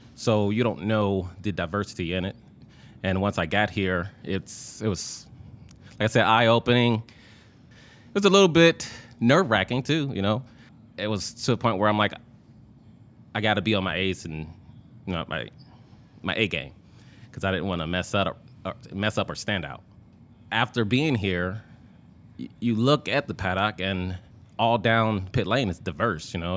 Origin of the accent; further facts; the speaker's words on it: Indiana, United States; I'm from Indiana